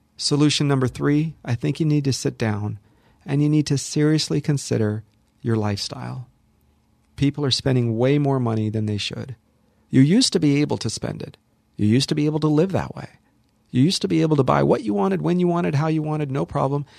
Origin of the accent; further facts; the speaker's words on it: Los Angeles, California, United States; also born or lived in Hollywood; I'm born and raised here, born in Hollywood, raised in the San Fernando Valley, lived here my